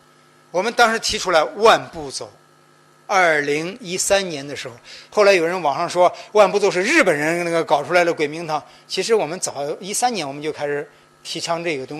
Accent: China; 我们中国人绝中国，我们中国男人绝对不会像广告上写的

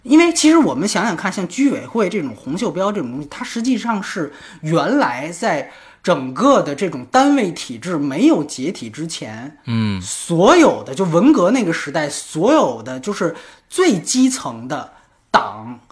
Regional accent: China; 我们大陆人的思维

